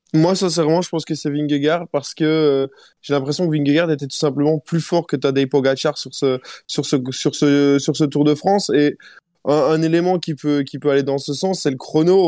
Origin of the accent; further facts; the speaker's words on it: Belgium; chez nous en Belgique